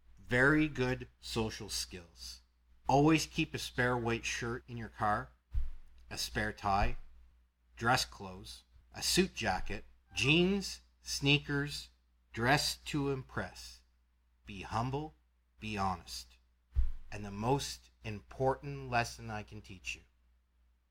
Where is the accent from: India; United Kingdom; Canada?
Canada; I'm from Canada